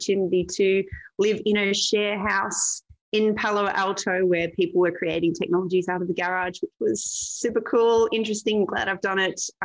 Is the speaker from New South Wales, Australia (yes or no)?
yes; Newcastle, New South Wales, Australia; moved away as an adult; This is Newcastle Beach. And so it's a 2-hour drive north of Sydney. And I grew up here.